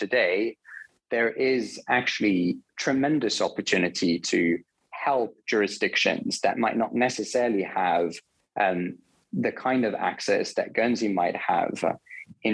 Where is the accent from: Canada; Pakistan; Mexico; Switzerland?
Switzerland; I'm originally from Switzerland. I grew up there